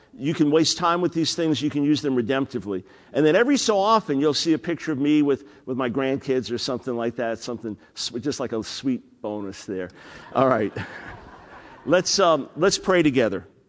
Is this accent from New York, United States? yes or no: yes; New York, United States; I'm a New York Jew